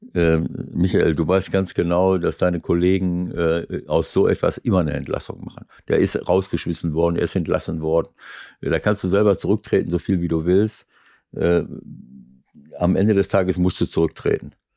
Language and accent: German; Schloß Holte-Stukenbrock, North Rhine-Westphalia, Germany; now in Hamburg, Germany; Heimatstadt, wo ich herkomme